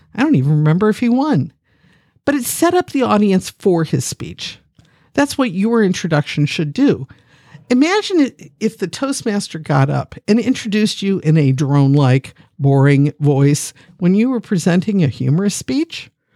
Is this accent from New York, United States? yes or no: no; Akron, Ohio, United States; I'm a geek from Akron, Ohio, the city once known as the rubber capital of the world